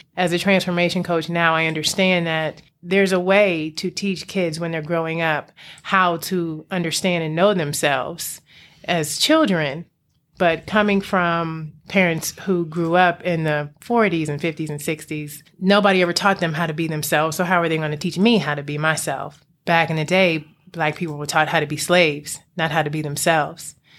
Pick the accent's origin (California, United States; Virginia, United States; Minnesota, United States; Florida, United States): Virginia, United States; Alexandria; also born or lived in Prince George's County, Maryland; I grew up in the D M V. Um, I was in P G County for a while and then Alexandria, Virginia